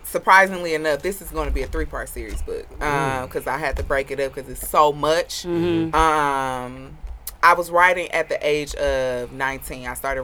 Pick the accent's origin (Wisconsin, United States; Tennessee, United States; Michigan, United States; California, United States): Wisconsin, United States; Milwaukee; also born or lived in Chicago; On the east side of Milwaukee. Second and Key.